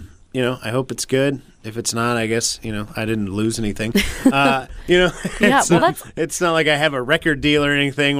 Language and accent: English; Portland, Oregon, United States; we're from Portland, so we're unique snowflakes